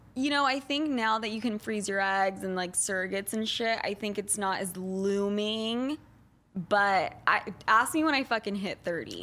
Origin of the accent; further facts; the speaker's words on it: Utah, United States; Growing up in Utah